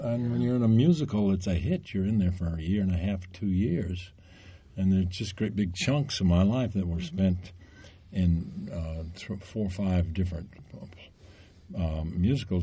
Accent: Tennessee, United States; I'm from Tennessee

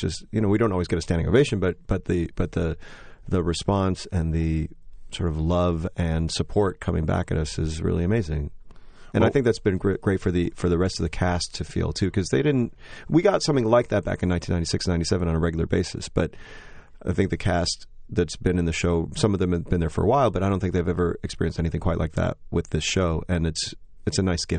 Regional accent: Joliet, Illinois, United States; I grew up in Joliet, Illinois, this small town, and I was sort of a dork growing up

